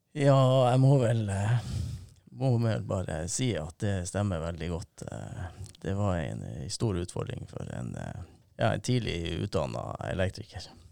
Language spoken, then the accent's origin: Norwegian; Narvik, Nordland, Norway; vokste jeg opp i Vassvik